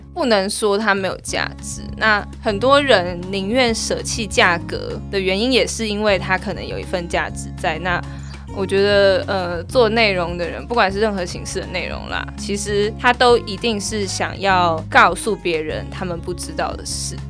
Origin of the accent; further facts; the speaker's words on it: Taiwan; 我们台湾人都有在用